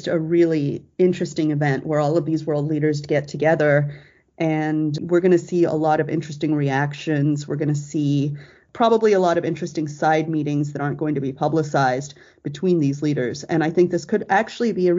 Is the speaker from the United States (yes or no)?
no; Australia; moved away; I am an American, but actually I'm also born and raised in Australia